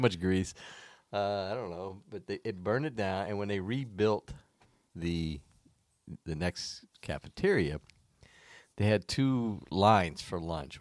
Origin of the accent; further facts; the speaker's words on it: Florida, United States; moved away; I grew up in Florida